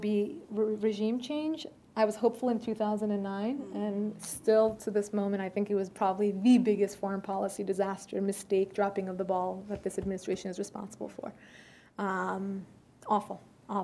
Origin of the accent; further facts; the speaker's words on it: United States; first language Persian; English is a second language; I was born here